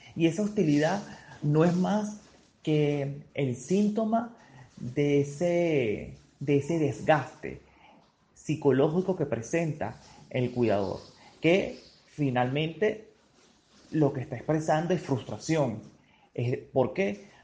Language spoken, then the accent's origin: Spanish; Venezuela